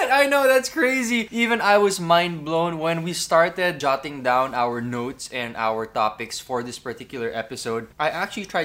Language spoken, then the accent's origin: English; Philippines; Which, as a Filipino, I would never ever pronounce this word as chipotle.